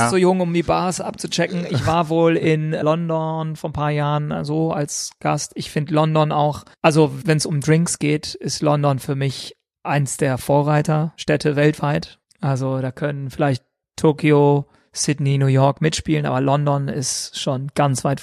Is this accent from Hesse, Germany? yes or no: no; Düsseldorf, North Rhine-Westphalia, Germany; ich bin hauptsächlich in Düsseldorf groß geworden, aber in einem Armee-Ghetto, sage ich mal.